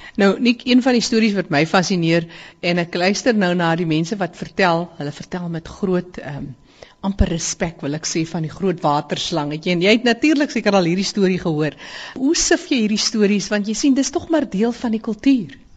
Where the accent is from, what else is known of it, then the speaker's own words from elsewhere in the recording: Namaqualand, Northern Cape, South Africa; ek is self hier van Namakoland, so ek weet wat dit is om droë wêreld te sien